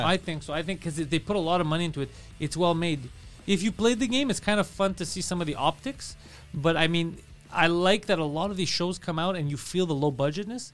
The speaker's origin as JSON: {"language": "English", "town": "Toronto", "region": "Ontario", "country": "Canada", "said": "I'm from Toronto."}